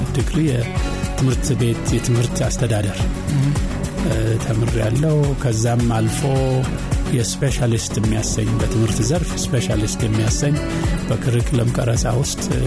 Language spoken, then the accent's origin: Amharic; Addis Ababa, Ethiopia; moved away as an adult; also born or lived in Gondar / Harar; now in United States; የተወለድኩት በእኛ ጊዜ ክፍለ ሀገር ነው የምንለው በጎንደር ክፍለ ሀገር ነው ግን ትዝታ የሚጀምረው ገና በአራት አምስት ዓመቴ ላይ አዲስ አበባ ነው